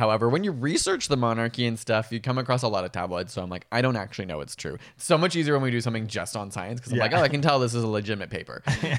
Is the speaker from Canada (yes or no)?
yes; Canada; we're from Canada, a Commonwealth country that still has our head of state.